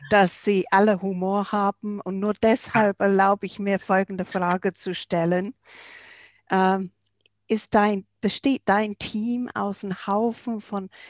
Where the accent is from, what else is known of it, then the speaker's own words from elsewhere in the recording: England, United Kingdom; German is a second language; Du kennst mich ja auch als Engländerin, ich kann es nicht lassen.